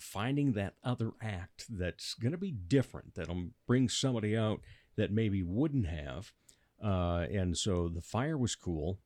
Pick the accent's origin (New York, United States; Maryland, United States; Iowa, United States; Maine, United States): Iowa, United States; Rock Rapids; now in Sioux Falls, United States; I grew up down in Rock Rapids, you know, forty minute drive